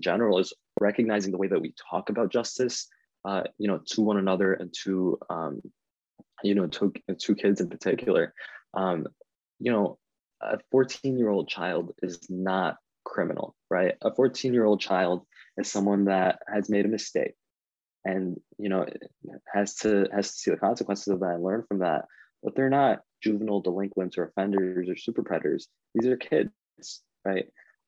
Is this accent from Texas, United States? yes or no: no; Canton, Michigan, United States; If you live in Canton, Michigan, which is kind of at the border of Wayne County and Washtenaw County, that's where I grew up